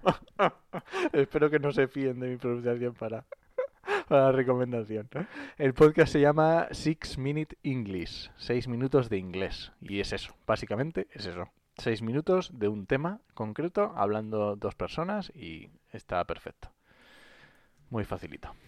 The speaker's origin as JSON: {"language": "Spanish", "region": "Asturias", "country": "Spain", "said": "yo soy asturiano"}